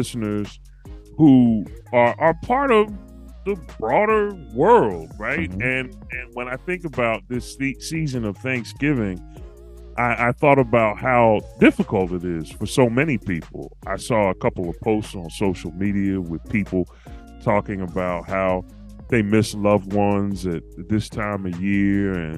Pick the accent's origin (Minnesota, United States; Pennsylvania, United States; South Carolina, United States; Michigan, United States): Pennsylvania, United States; Philadelphia; my childhood growing up in Philly